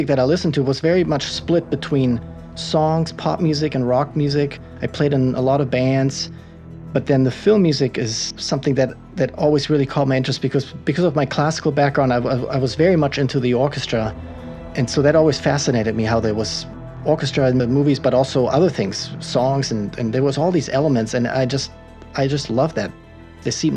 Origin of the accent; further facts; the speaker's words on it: Germany; first language German; English is a second language; moved away; I was born and raised in Germany